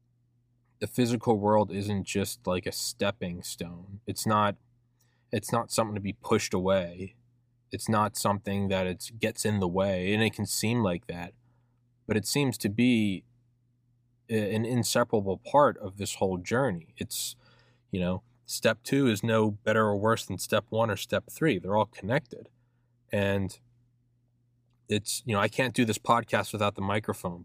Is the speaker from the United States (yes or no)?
yes; Atlanta, Georgia, United States; St. Pius X Catholic High School in Atlanta, where I went to high school